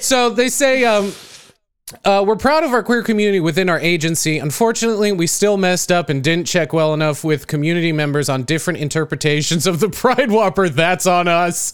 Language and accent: English; United States; I'm American